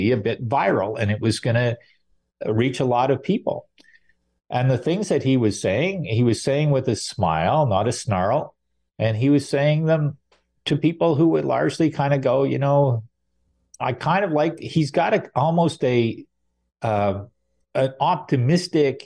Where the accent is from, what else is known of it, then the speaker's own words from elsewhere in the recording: Montreal, Quebec, Canada; also born or lived in Salaberry-de-Valleyfield, Quebec; I grew up in Montreal and Valleyfield